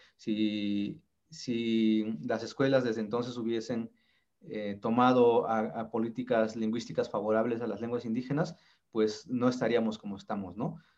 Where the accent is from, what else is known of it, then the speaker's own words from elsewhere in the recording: Sierra Norte de Oaxaca, Mexico; Soy zapoteco, soy originario de la Sierra Norte de Oaxaca